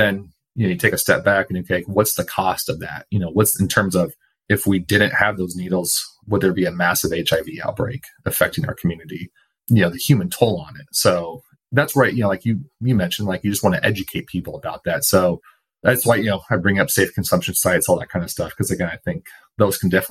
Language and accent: English; Portland, United States; living and growing up in Portland